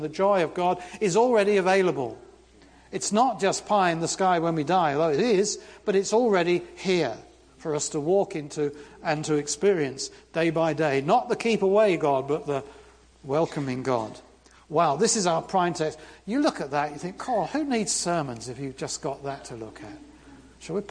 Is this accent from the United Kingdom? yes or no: yes; London, United Kingdom; now in United States; I grew up in London